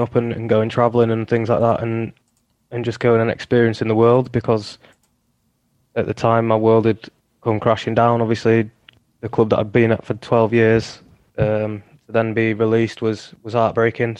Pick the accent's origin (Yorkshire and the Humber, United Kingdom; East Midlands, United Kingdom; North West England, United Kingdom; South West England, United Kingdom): Yorkshire and the Humber, United Kingdom; Huddersfield; accent: Yorkshire; also born or lived in United States; my hometown club